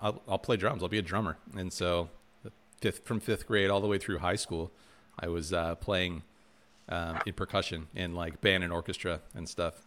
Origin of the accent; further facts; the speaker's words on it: Michigan, United States; those are the two schools growing up in Michigan that, yeah, you sort of shoot for